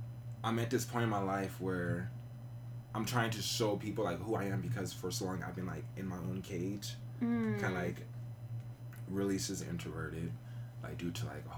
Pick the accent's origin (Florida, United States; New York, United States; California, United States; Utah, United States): California, United States; Riverside; moved away as an adult; also born or lived in Monterey County, California / Oakland, California / Ohio; So originally from Riverside, lived there most of my life. I moved up north to Monterey County about three, four years ago.